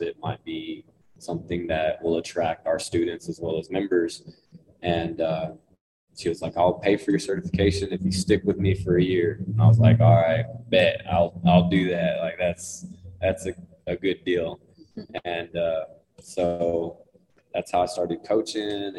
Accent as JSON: {"language": "English", "town": "Lubbock", "region": "Texas", "country": "United States", "tie": "born or raised there", "said": "born and raised in Lubbock, or surrounding areas"}